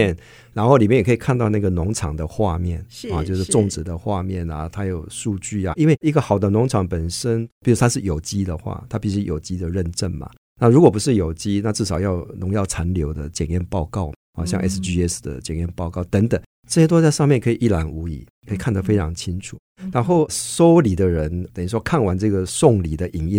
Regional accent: Hualien County, Taiwan; 我老家是花莲哈

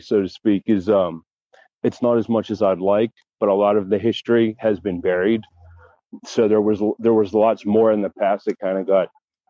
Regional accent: Pittsburgh, Pennsylvania, United States; I'm originally from Pittsburgh, and I moved around a lot. And I'm currently in Pittsburgh right now.

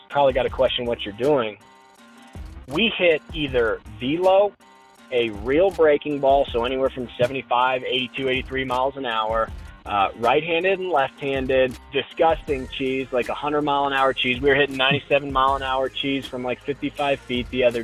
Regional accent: Colorado, United States; I grew up in Colorado, played high school baseball at Columbine for my old man

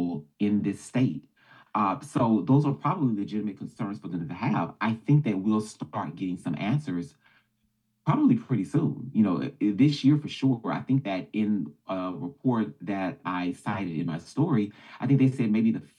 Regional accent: Baton Rouge, Louisiana, United States; I'm from Baton Rouge, Louisiana

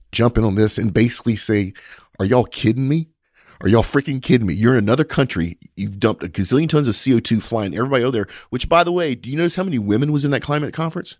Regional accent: United States; as an American and as an oil and gas professional

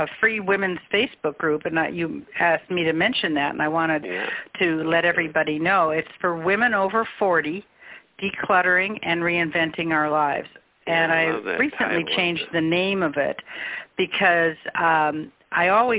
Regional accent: Chicago, Illinois, United States; also born or lived in Peoria, Illinois; I grew up in Chicago and then went to Bradley for 4 years in Peoria

